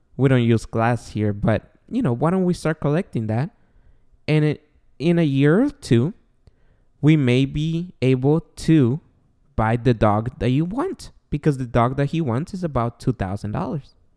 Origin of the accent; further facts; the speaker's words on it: Guatemala; now in United States; we are born and raised in Guatemala. We came he, I was, I came here in ninety-nine